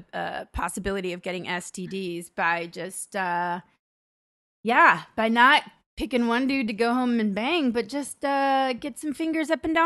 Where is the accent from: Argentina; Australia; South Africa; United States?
United States; Arkansas; accent: Arkansas; my Arkansas accent.